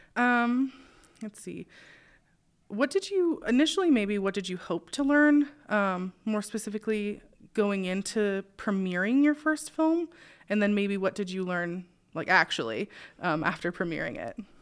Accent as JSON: {"language": "English", "town": "Spokane", "region": "Washington", "country": "United States", "tie": "born or raised there", "said": "I grew up in Spokane"}